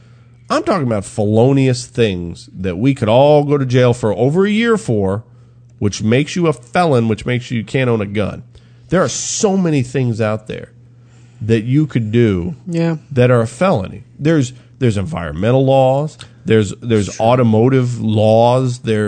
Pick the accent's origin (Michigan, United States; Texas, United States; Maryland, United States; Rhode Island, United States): Texas, United States; So you're telling me, as a Texan, I can go to New Mexico, open carry.